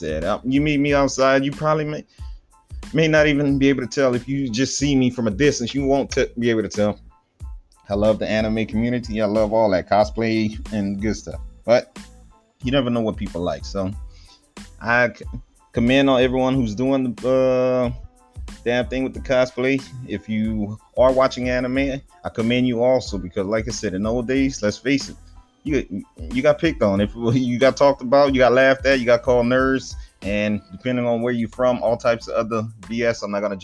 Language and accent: English; Cajun region, the South, Louisiana, United States; moved away; But I'm from the Cajun region down there in the South.